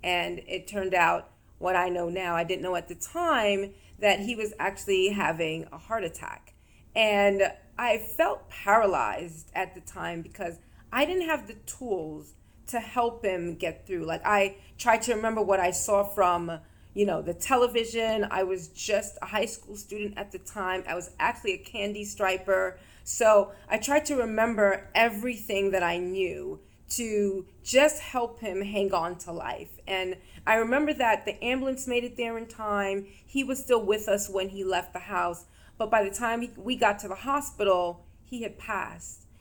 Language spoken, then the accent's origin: English; New York, United States; in the state that I grew up in, and I'm from New York.